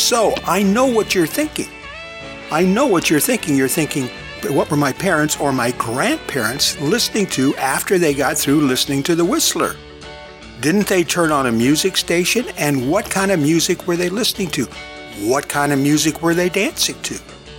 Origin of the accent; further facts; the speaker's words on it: California, United States; because we had mid-American modern furniture when I was growing up in California, and it was just modern furniture.